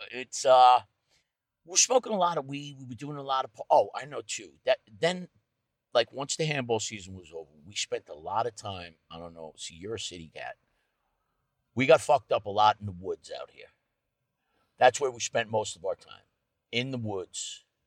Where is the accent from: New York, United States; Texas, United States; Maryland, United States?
New York, United States; Rocky Point; I grew up on the North Shore in, uh, Rocky Point, Sound Beach area.